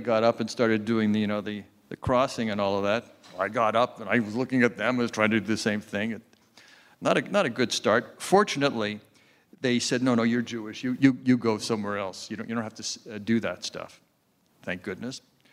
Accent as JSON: {"language": "English", "town": "Montreal", "region": "Quebec", "country": "Canada", "tie": "born or raised there", "said": "I grew up in Montreal"}